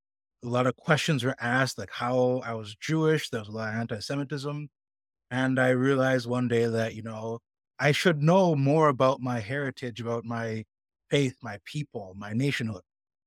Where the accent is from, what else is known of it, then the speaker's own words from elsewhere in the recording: Markham, Ontario, Canada; was born to Jamaican Jewish parents. They immigrated to Canada way back when. And I grew up in Canada in a small town, or it's now a city called Markham. And I was the only Black Jewish kid growing up there, except my cousins.